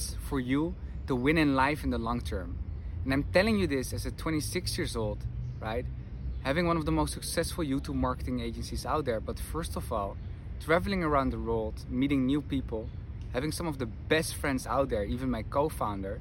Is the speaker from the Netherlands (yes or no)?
yes; Netherlands; moved away as an adult; now in Madrid, Spain; I'm from the Netherlands, currently live in Madrid